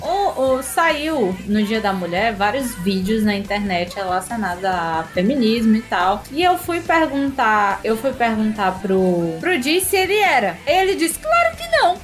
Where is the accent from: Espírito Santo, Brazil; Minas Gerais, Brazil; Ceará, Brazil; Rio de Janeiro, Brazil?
Ceará, Brazil; accent: cearense; eu acho que o sotaque cearense não é tão forte assim, sabe? Pelo menos o meu não acho tão forte